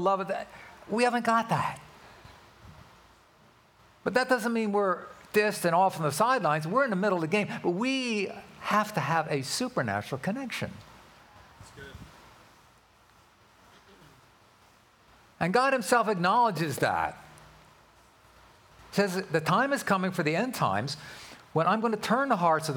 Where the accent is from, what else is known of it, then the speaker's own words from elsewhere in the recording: Philadelphia, Pennsylvania, United States; now in California, United States; I was born and raised in Philadelphia